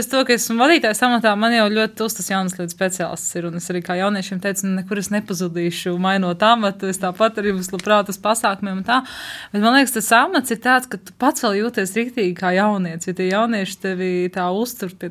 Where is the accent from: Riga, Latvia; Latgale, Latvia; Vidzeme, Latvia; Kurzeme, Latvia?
Riga, Latvia; now in Līvāni, Latvia; Es mm, pati esmu no Rīgas, kur vienmēr bija ziniet, teātris un koncerti un tā.